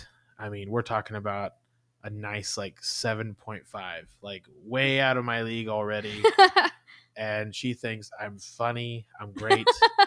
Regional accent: Boston, Massachusetts, United States; I'm from Boston.

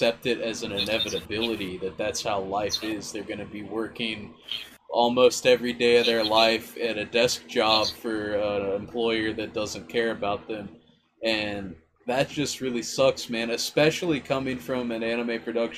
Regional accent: United States; as an American

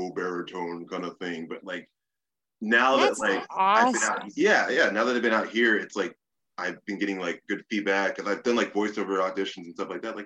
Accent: Austin, Texas, United States; now in Los Angeles, United States; Austin, born and raised

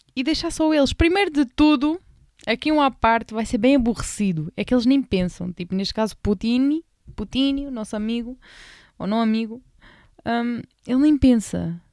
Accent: Portugal

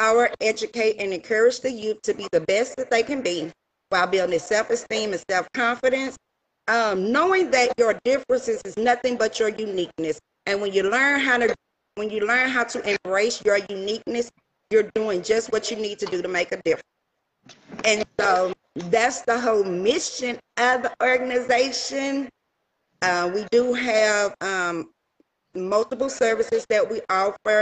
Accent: Shreveport, Louisiana, United States; now in Wichita, United States; I am originally from Shreveport, Louisiana. I currently reside in Wichita, Kansas. Soon I'll be coming back home

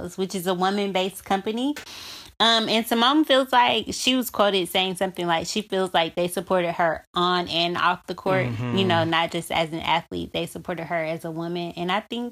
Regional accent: Alabama, United States; Alabama, my home state

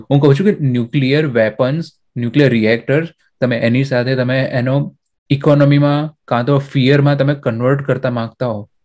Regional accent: Aravalli district, Gujarat, India; મારું ગામ જે છે અત્યારે આપણે અરવલ્લી જિલ્લામાં છે

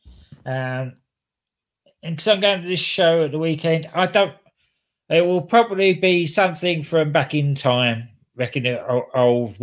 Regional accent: London, United Kingdom; my hometown of London

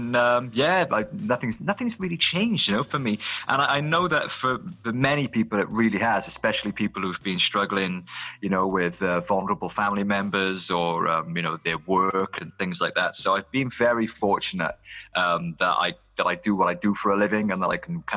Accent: South Wales, United Kingdom; also born or lived in Cardiff / Barry / Little Mill; I've always lived in South Wales. I've moved around a lot. I was born in Cardiff, raised in Barry for a few years

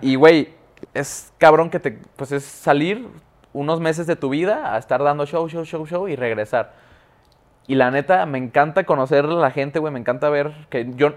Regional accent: Guadalajara, Jalisco, Mexico; soy de Guadalajara, es cierto, se me olvidó decirles, güey, puro GDL

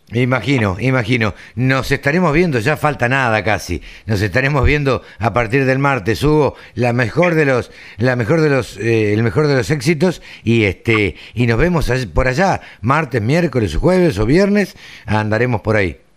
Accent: Maipú, Buenos Aires Province, Argentina; por Maipú, por mi pueblo

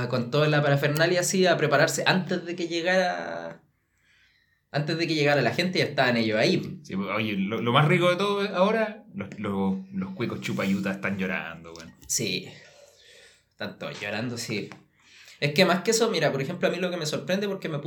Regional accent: Chile; moved away; Cuando yo me fui de Chile, se decía capítulo. ¿Qué pasó con eso?

